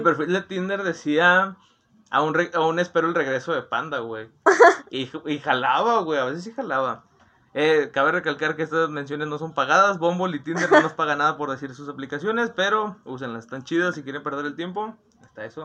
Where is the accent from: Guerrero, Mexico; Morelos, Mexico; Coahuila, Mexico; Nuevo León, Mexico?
Nuevo León, Mexico; Monterrey; yo soy de Monterrey, Nuevo León